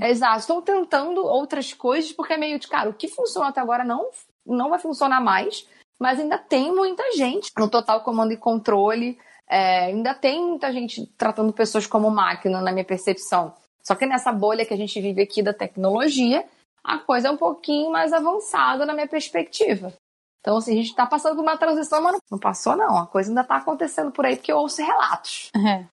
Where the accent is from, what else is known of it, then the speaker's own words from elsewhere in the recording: Rio de Janeiro, Brazil; now in São Paulo, Brazil; eu sou carioca